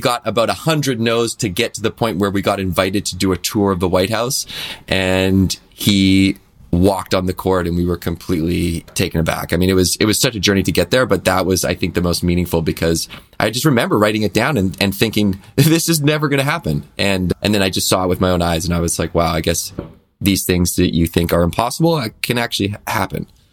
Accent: Victoria, British Columbia, Canada; growing up in Victoria, B C, which is an island in, in Canada

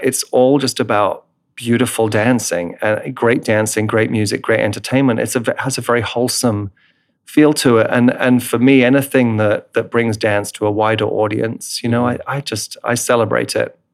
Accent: England, United Kingdom; moved away; I'm English in my roots, right, in my heritage

